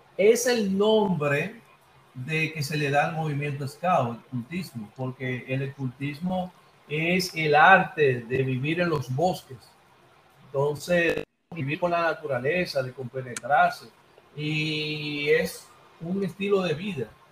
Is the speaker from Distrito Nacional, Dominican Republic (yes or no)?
yes; Santo Domingo, Distrito Nacional, Dominican Republic; moved away as an adult; now in Villa Mella, Dominican Republic; soy de Villa Consuelo y ahora estoy residiendo en Villamella.